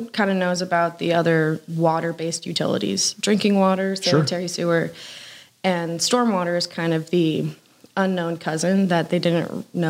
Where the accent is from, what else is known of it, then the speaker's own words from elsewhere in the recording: Pennsylvania, United States; moved away as an adult; also born or lived in Georgia; now in Lawrenceville, United States; I come from Pennsylvania. I've lived in Georgia now for about 9 months.